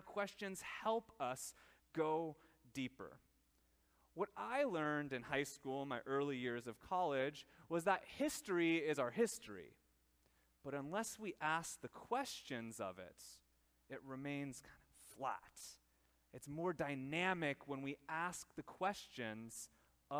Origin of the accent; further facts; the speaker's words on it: Minnesota, United States; we in our small town, little Minnesota, lived somewhat of a sheltered life